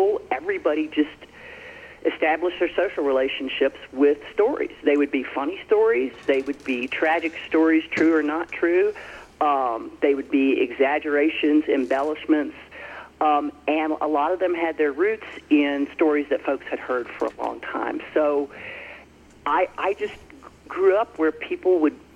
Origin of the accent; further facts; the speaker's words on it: Franklin County, Southwest Virginia, United States; now in Wyoming, United States; I grew up in Southwest Virginia on a farm in Franklin County